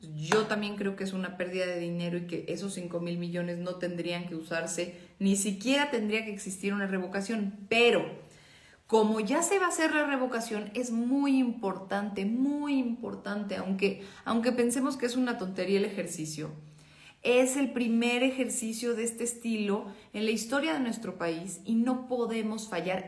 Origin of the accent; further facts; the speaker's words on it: Mexico; como mexicanos